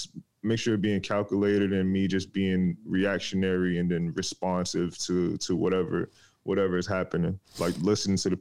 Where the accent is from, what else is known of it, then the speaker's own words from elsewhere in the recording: New York, United States; I'm from New York. Born and raised. Family's from Jamaica though, but I'm born and raised in New York